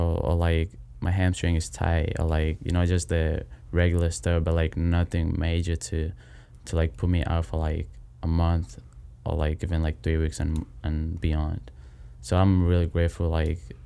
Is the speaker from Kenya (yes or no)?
yes; Kenya; moved away as an adult; now in United States; I'm from Kenya originally.